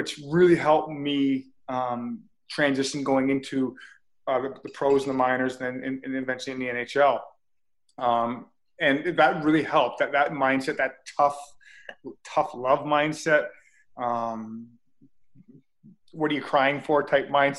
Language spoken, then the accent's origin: English; Mississauga, Ontario, Canada; Port Credit is a good old town that I grew up